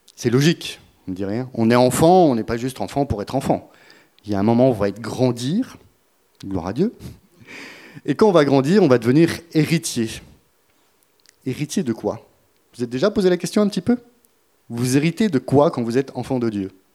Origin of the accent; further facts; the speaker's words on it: France; on est français, on va le rester jusqu'au bout